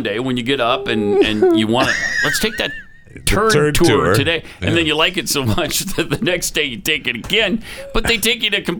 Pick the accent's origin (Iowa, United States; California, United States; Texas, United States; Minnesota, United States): Texas, United States; as a Texan